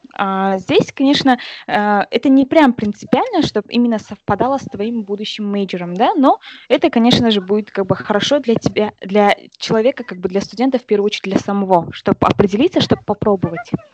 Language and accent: Russian; Kazakhstan; moved away as an adult; now in California, United States; наши казахи